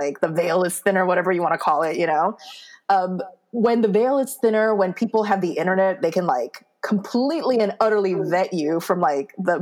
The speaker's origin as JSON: {"language": "English", "country": "United States", "tie": "born or raised there", "also_born_or_lived": "Seoul, South Korea", "moved": "as an adult", "said": "I'm Korean American. So I go to Korea, and as soon as I step on Korean soil, like the motherland, because I grew up in America"}